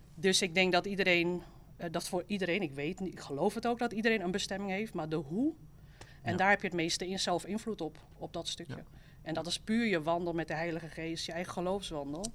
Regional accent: Amsterdam, North Holland, Netherlands; accent: Amsterdam; je hoort ook dat ik uit Amsterdam kom

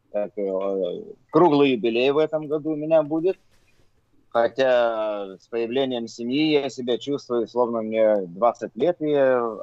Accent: Vilnius, Vilnius County, Lithuania; Я диджей из Вильнюса, из э, Литвы.

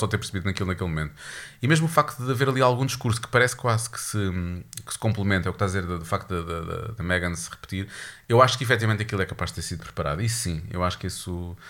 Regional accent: Portugal; sendo português

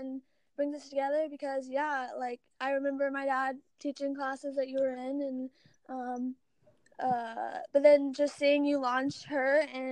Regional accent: Baton Rouge, Louisiana, United States; I am from Baton Rouge, Louisiana

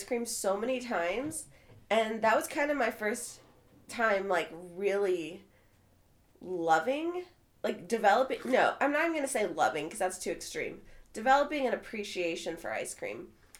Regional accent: Wichita, Kansas, United States; moved away; also born or lived in Shawnee; my hometown of Wichita

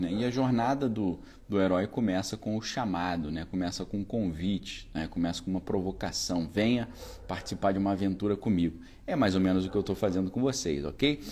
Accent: Niterói, Rio de Janeiro, Brazil; Quando eu fiz o doutorado, eu voltei para minha cidade natal ali, onde eu sempre morei nessa época, né? em Niterói.

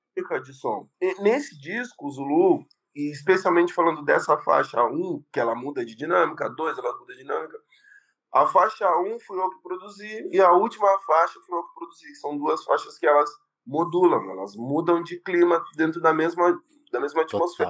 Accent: Pelotas, Rio Grande do Sul, Brazil; moved away as an adult; now in São Paulo, Brazil; cresci na Guabiroba, bairro, é, um dos bairros mais undergrounds de, de Pelotas.

